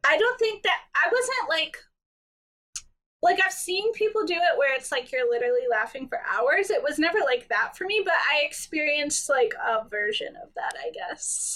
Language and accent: English; Georgia, United States; now in Greenville, United States; Actually, I'm from Georgia, but okay. I live in South Carolina now